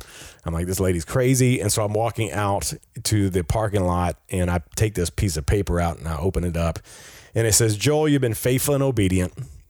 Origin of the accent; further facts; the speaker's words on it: Peru; And I grew up with him in Peru.